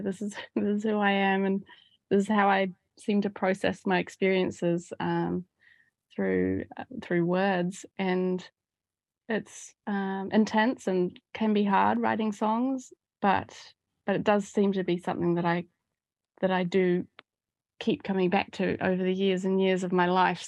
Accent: Auckland, New Zealand; moved away as an adult; From, from the age of ten, I, I grew up around the Titirangi suburb, um, of West Auckland

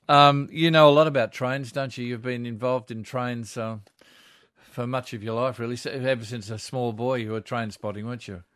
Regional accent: Georges River, New South Wales, Australia; I grew up on the Georges River

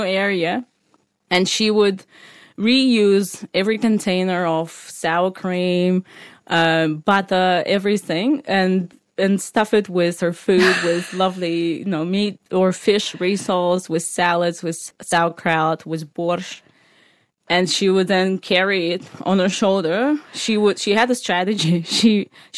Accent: Moscow, Russia; moved away as an adult; now in Australia; I grew up in Moscow, you know, with my mom

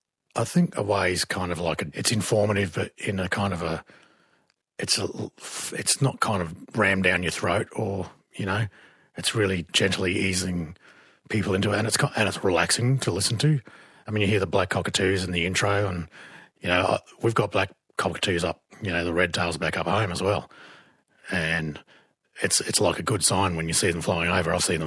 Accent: Northern Territory, Australia; I'm from the Arana Mob, Bantarinya Mapa.

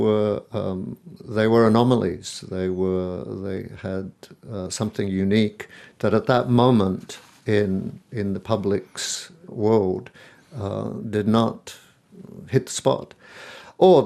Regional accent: Spain; moved away; the people I grew up with are in Spain

